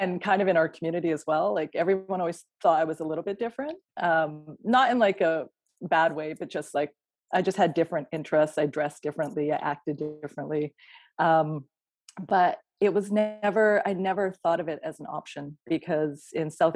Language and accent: English; Kelowna, British Columbia, Canada; moved away; I grew up near you in Kelowna.